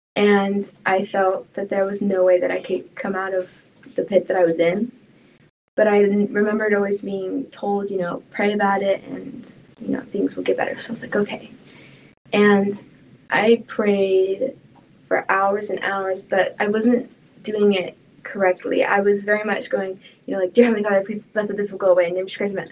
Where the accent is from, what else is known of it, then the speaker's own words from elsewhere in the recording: Oregon, United States; I grew up in Oregon